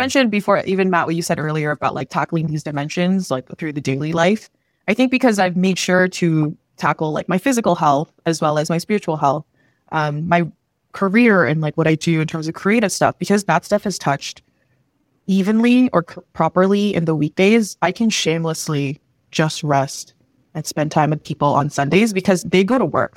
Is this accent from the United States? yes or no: no; near Toronto, Ontario, Canada; also born or lived in Manila, Philippines / Vancouver; my current home, which is near Toronto, and then just because this is where I grew up